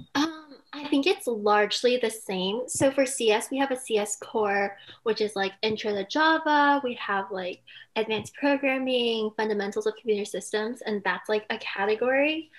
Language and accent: English; Silicon Valley, California, United States; moved away as an adult; I grew up in California in the Silicon Valley.